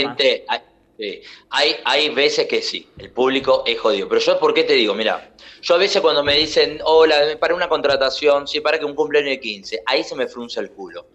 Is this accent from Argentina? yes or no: yes; Argentina; Yo soy argentino